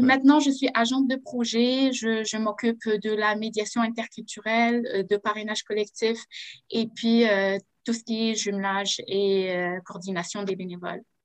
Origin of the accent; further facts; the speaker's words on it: Algeria; moved away as an adult; now in Quebec, Canada; je viens de l'Algérie